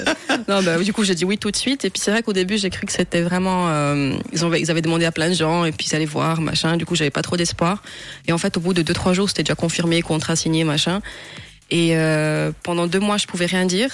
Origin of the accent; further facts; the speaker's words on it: Romandy, Switzerland; en tant que romande